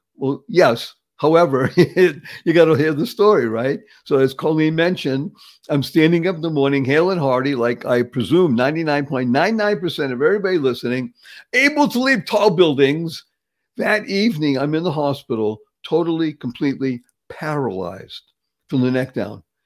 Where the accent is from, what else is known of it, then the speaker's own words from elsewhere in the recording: Boston, Massachusetts, United States; moved away; I grew up in the area. I'm from Dorchester originally